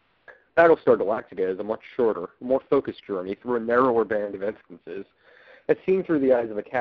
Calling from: St. Petersburg, Florida, United States; from the Gate World Forums, and I'm calling from St. Petersburg, Florida.

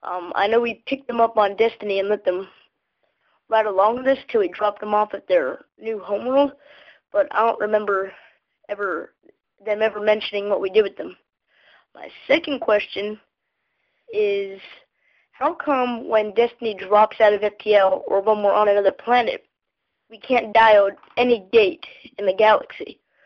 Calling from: South Carolina, United States; I'm calling from South Carolina

